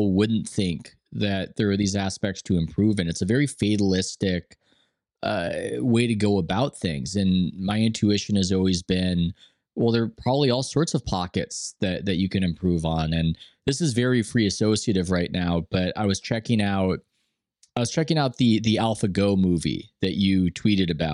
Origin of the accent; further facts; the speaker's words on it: United States; the way I grew up as an American